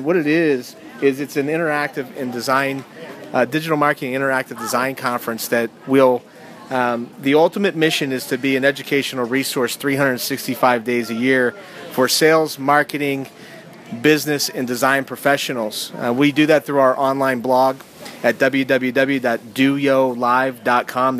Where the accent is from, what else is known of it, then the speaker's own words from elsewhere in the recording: Youngstown, Ohio, United States; moved away as an adult; I'm from Mobile, Ohio originally. I am a Youngstown native